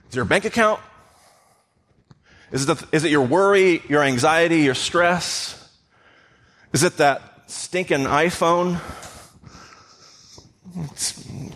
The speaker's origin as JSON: {"language": "English", "country": "United States", "said": "all of us as Western American Christians"}